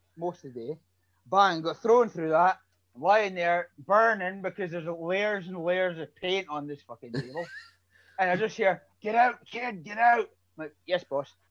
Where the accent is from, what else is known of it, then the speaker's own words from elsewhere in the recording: Aberdeen, Scotland, United Kingdom; Aberdeen, Scotland.